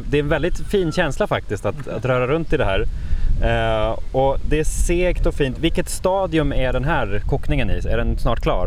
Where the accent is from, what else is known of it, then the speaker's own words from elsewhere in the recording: Norrland, Jämtland, Sweden; moved away; Jämtland och Norrland, där jag kommer ifrån